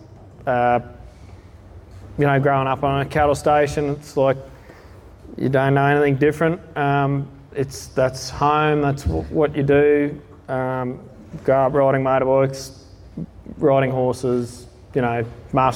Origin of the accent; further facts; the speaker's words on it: Cloncurry, Queensland, Australia; I hail from Cloncurry. We're on a small beef cattle property about 30 k's this side of Cloncurry